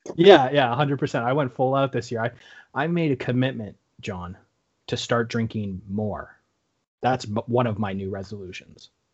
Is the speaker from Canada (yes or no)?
yes; Canada; we're Canadian